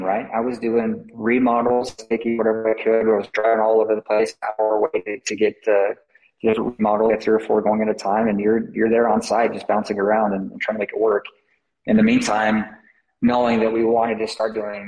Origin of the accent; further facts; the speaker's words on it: Salt Lake City, Utah, United States; moved away; I grew up down in Salt Lake.